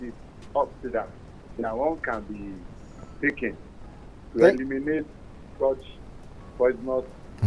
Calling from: Abuja, Federal Capital Territory, Nigeria; I'm calling from Abuja.

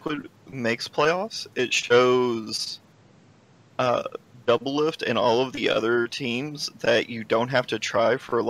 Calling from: Arkansas, United States

